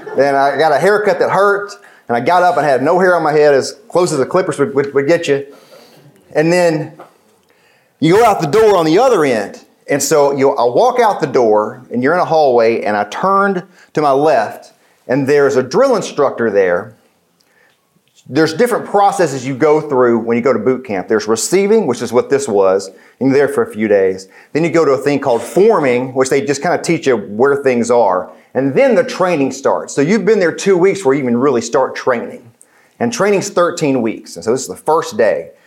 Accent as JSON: {"language": "English", "region": "West Tennessee", "country": "United States", "tie": "born or raised there", "said": "I grew up in West Tennessee"}